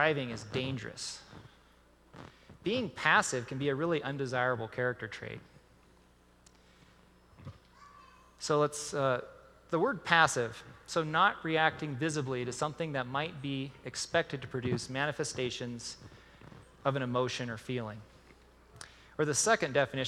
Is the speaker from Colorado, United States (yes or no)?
no; Glendive, Montana, United States